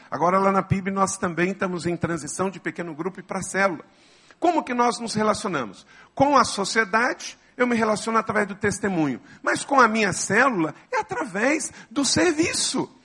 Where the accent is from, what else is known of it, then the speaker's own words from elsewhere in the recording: Macaé, Rio de Janeiro, Brazil; Eu sou nascido no estado do Rio, portanto eu sou fluminense. Eu nasci em Macaé, eu sou papagoiaba